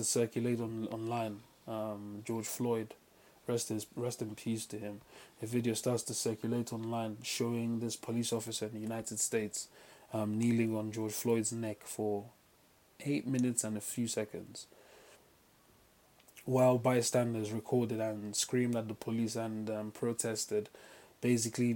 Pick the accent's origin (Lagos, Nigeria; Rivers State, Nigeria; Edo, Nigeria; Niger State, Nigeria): Rivers State, Nigeria; Port Harcourt; Then I grew up in River State, Port Harcourt